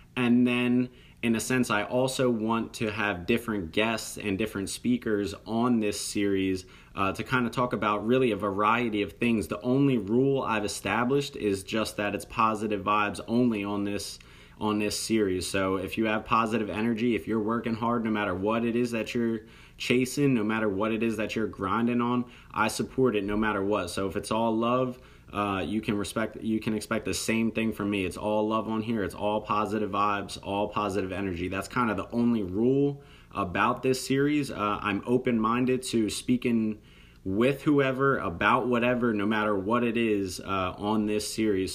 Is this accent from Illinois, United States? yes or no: no; New Jersey, United States; I'm from South Jersey, very close to the city of Philadelphia